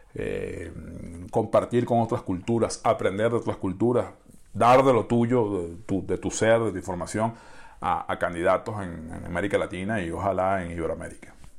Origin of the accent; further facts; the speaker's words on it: Venezuela; en mi país